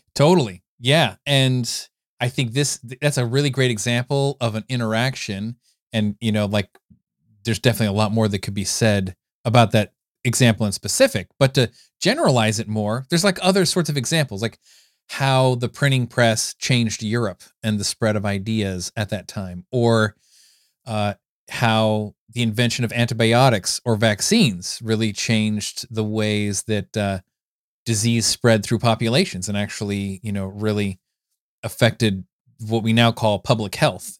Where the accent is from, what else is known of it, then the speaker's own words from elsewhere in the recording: California, United States; I grew up in California